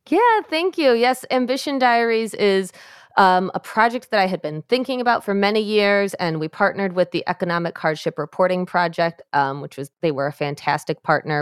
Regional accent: Michigan, United States; in my home state of Michigan, where I am

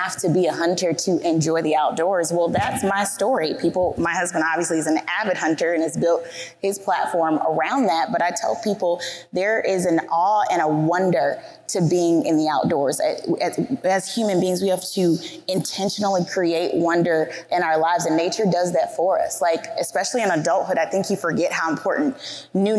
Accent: the South, United States; I was raised in the South

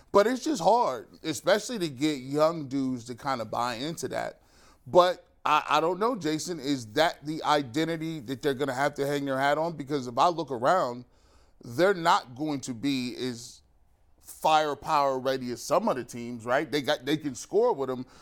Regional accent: United States; I'm an American.

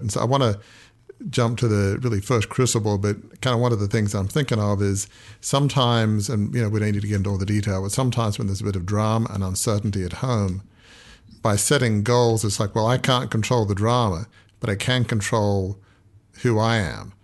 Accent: Australia; I grew up in Australia

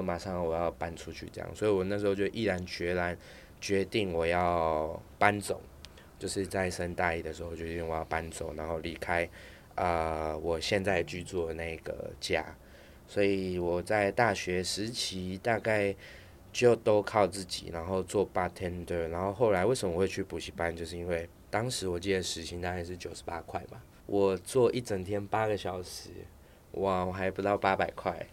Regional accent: Taiwan; also born or lived in Taipei; 我是眷村长大的小孩

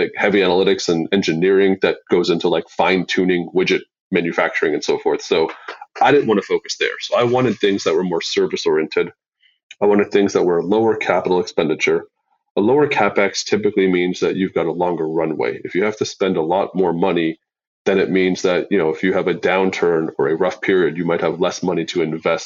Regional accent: Canada; I'm Canadian

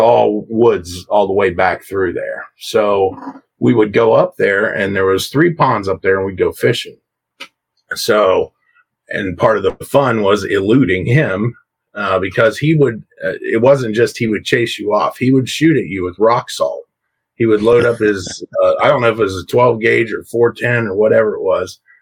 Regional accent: Coshocton, Ohio, United States; this is in Coshocton in Ohio, where I live, right here in my hometown

